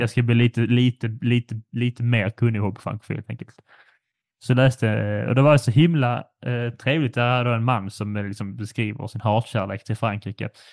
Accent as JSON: {"language": "Swedish", "country": "Sweden", "said": "som svensk"}